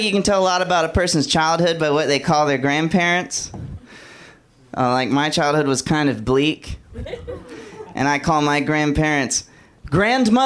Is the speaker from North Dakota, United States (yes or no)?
no; Alabama, United States; moved away; I'm from Alabama originally